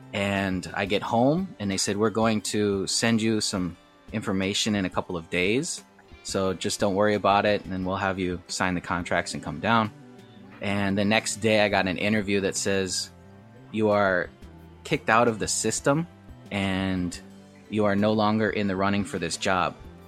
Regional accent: Michigan, United States; also born or lived in Eastern Seaboard; now in Mokpo, South Korea; I'm from America. I grew up in Michigan and all over the Eastern Seaboard.

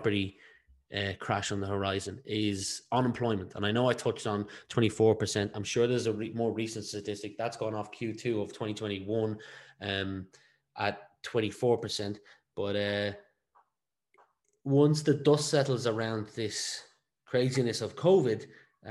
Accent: Ireland; we are an English-speaking country, one of two, but we are only one of one in the European Union

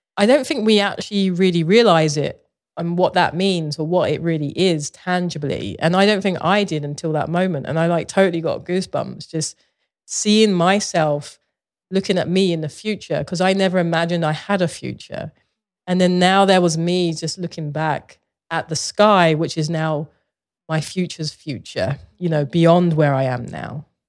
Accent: London, United Kingdom; moved away; I grew up in Southeast London

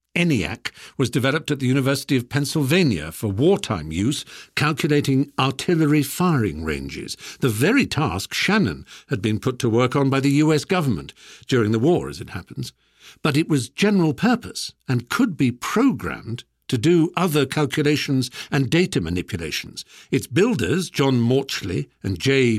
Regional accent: United Kingdom; we British

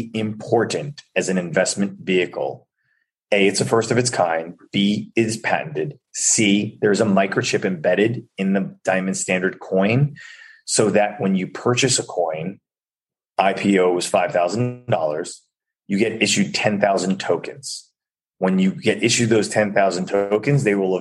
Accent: Chappaqua, New York, United States; my hometown in Chappaqua

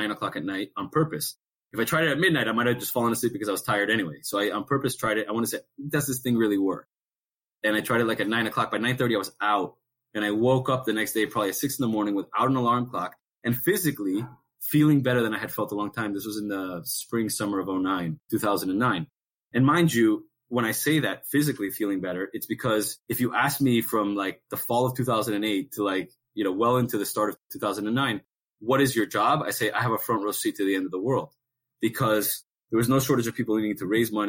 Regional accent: Miami, Florida, United States; moved away; also born or lived in New York City; I've lived in New York several times, even though I'm from Miami

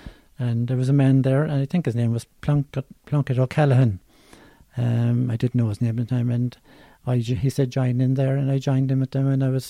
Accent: Cork, Munster, Ireland; I was from the Glen

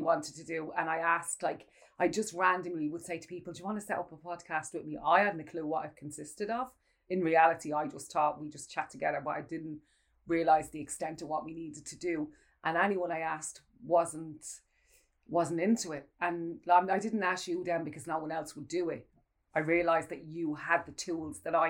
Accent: Ireland; us as Irish people

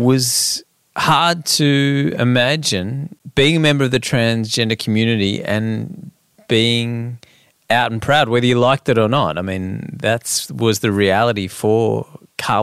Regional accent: Sydney, New South Wales, Australia; I was born in Sydney and I've lived here all my life

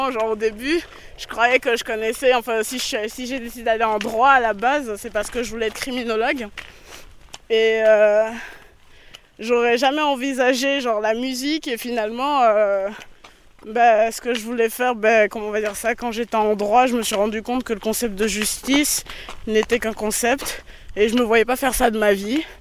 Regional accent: France; Et tu viens de quel pays d'Afrique Et je lui dis ben Je viens de France.

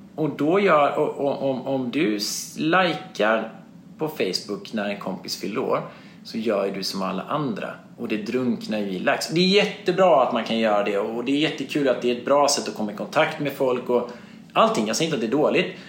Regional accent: Småland, Sweden; jag som är smålänning, född på 70-talet, från en entreprenörsfamilj

